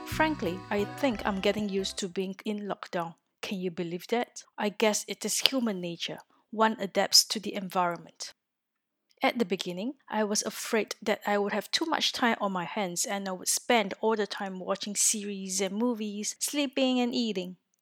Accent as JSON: {"language": "English", "country": "Singapore", "moved": "as an adult", "lives_now": "Orsay, France", "said": "I am originally from Singapore, a little country in Southeast Asia, and have been living in France for four years"}